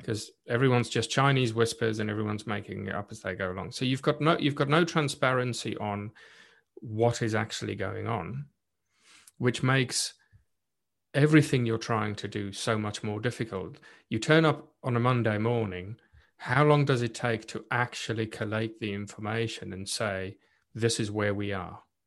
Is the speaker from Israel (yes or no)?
no; South Africa; first language Afrikaans; English is a second language; moved away as an adult; now in United Kingdom; I was born and raised in South Africa and being Afrikaans, South African as well, so not English speaking